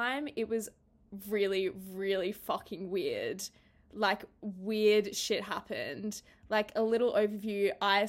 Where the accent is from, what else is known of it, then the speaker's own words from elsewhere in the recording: Sunshine Coast, Queensland, Australia; moved away as an adult; now in Canberra, Australia; I'm from the Sunshine Coast